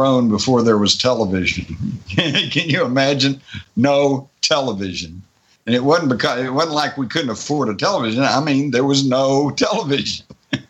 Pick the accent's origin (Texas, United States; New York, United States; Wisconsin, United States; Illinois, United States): Texas, United States; I grew up in Texas